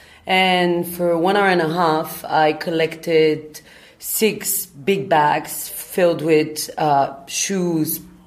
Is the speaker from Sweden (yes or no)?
no; Bulgaria; also born or lived in London, United Kingdom; now in Berlin, Germany; I'm originally from Bulgaria